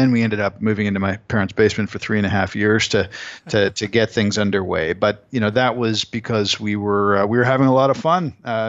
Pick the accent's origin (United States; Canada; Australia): Canada; As a Canadian, everyone wants to tear him down.